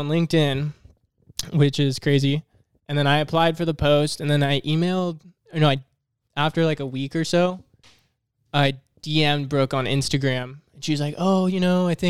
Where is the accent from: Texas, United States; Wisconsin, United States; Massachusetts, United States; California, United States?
California, United States; Redding; also born or lived in Santa Cruz, California; I grew up in Redding, California, way up north, small town.